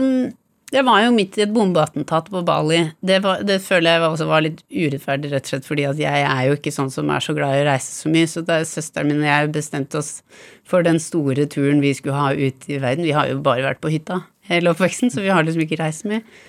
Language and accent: Norwegian; Bærum, Akershus, Norway; store deler av oppveksten i Bærum